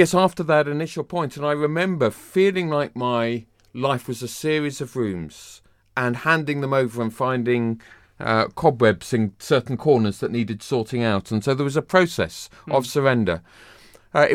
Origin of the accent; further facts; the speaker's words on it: Bedford, East of England, United Kingdom; also born or lived in Hong Kong; now in London, United Kingdom; I was within commuting distance of London, but I was brought up in Bedford.